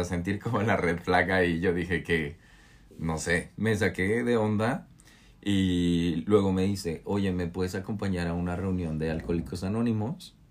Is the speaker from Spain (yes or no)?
no; Mexico; now in New York, United States; soy de México